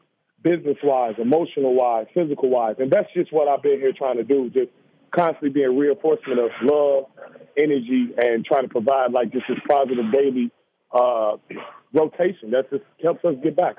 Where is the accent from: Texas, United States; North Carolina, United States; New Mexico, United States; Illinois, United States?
Illinois, United States; Chicago; born or raised there